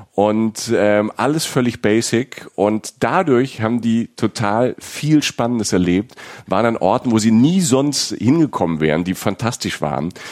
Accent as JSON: {"language": "German", "region": "Rhineland-Palatinate", "country": "Germany", "tie": "born or raised there", "said": "ich komme also ich komme aus der Pfalz. Bei uns auf dem Dorf"}